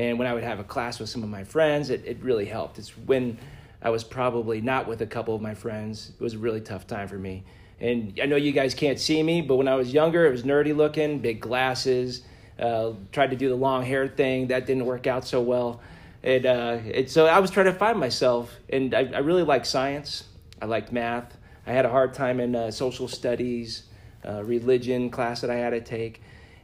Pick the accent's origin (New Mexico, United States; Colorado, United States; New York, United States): Colorado, United States; Littleton; also born or lived in Aurora, Colorado; I'm from Colorado, so I went to high school here in Colorado. It's my home state.